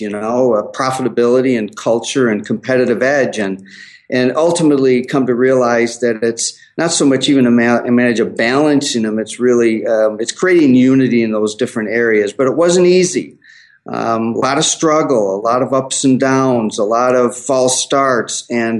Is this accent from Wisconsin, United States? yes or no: no; Chicago, Illinois, United States; also born or lived in Denver; now in Minneapolis, United States; Actually, Chicago is my home of origin, but I live in Minneapolis.